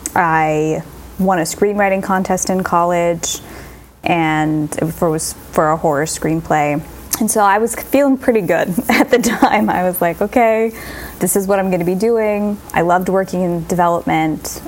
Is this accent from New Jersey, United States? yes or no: yes; Mount Olive, New Jersey, United States; I am from Mount Olive, New Jersey